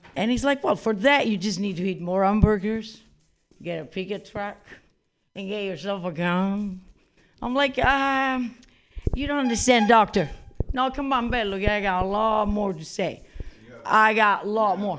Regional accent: Italy; moved away; I'm originally from Italy

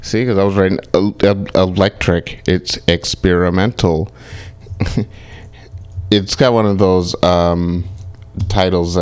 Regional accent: Kalamazoo, Michigan, United States; I'm from Kalamazoo

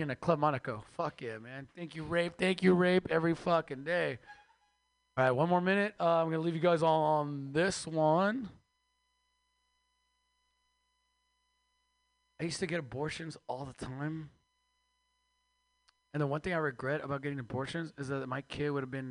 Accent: Mexico; moved away; I am Mexican from Mexico

